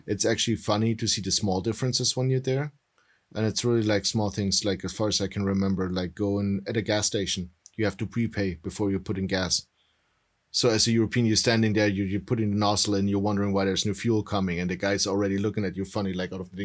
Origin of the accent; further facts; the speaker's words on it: Germany; now in United States; In Germany, I was, I'm dual citizen. So in Germany, I was always the American